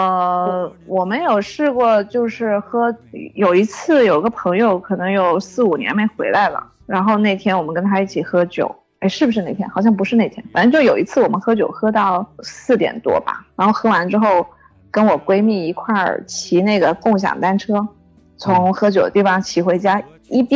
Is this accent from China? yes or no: yes; Guangdong, China; 因为因为我们广东人比较注重食疗嘛，然后其实基本上很多人家里都会泡一些药酒